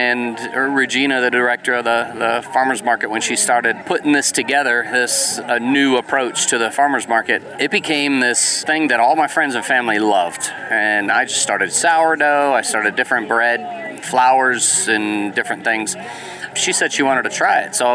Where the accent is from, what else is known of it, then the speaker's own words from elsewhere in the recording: San Diego, California, United States; now in Cartersville, United States; I am a transplant from San Diego, California